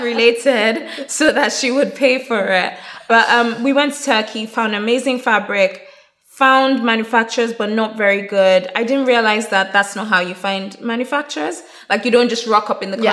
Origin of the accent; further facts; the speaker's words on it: Nigeria; also born or lived in Plymouth / Durham; I'm Nigerian